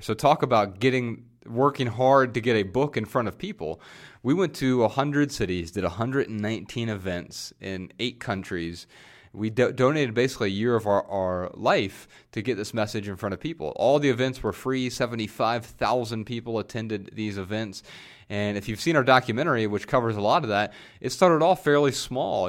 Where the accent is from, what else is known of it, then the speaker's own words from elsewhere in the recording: Dayton, Ohio, United States; moved away as an adult; also born or lived in Montana; We moved from Dayton, Ohio, our hometown, out to Montana